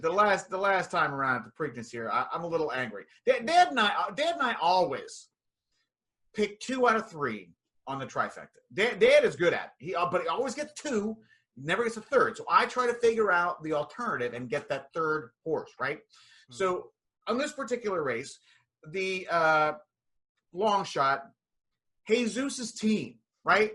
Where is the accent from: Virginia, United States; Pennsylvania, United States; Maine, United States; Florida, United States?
Pennsylvania, United States; hometown where Poison originated; Poison was a band that originated in my hometown